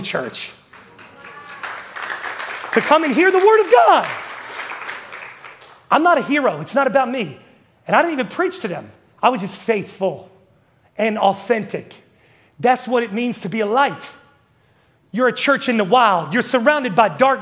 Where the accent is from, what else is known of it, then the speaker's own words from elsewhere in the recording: West Virginia, United States; moved away as an adult; I'm from West Virginia